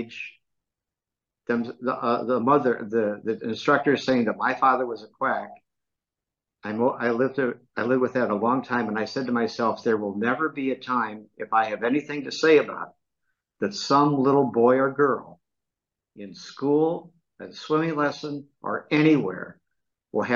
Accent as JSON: {"language": "English", "town": "Dubuque", "region": "Iowa", "country": "United States", "tie": "born or raised there", "said": "I was raised in Dubuque, Iowa"}